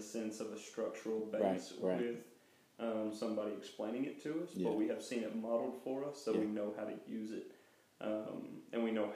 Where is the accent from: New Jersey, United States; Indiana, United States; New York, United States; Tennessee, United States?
Tennessee, United States; Chattanooga; I am from Chattanooga, Tennessee, which is in the United States